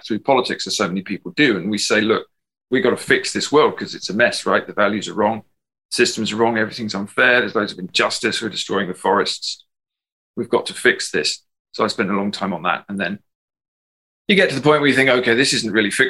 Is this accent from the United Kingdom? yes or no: yes; England, United Kingdom; moved away as an adult; now in Ireland; I'm English